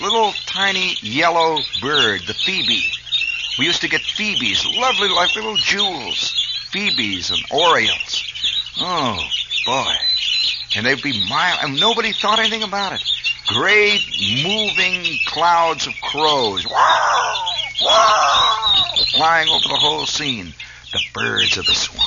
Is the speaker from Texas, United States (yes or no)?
no; Indiana, United States; growing up in Indiana